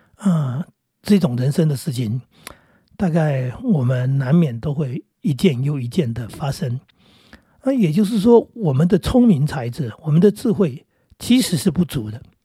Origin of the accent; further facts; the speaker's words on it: Northeast Coast, Taiwan; 我小时候住在东北角那个地方